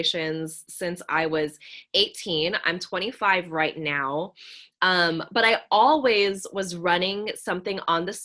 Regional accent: San Francisco Bay Area, California, United States; I grew up here where I still am in the San Francisco Bay Area

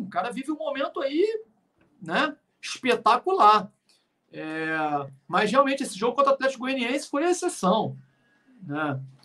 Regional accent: Rio de Janeiro, Brazil; eu também sou do Rio

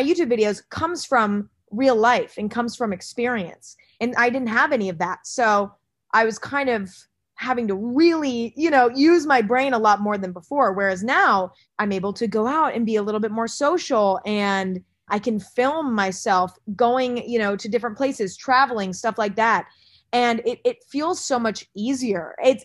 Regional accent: Northern California, United States; I grew up in Northern California

